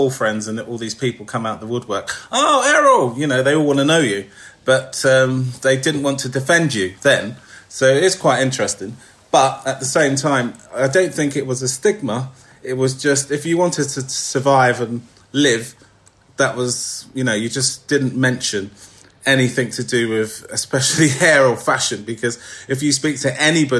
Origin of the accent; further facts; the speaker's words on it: London, United Kingdom; I was brought up in East London, Hackney